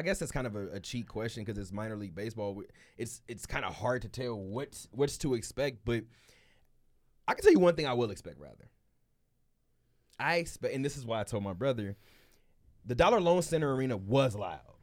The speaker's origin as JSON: {"language": "English", "town": "Los Angeles", "region": "California", "country": "United States", "moved": "yes", "lives_now": "Las Vegas, United States", "said": "I'm from L"}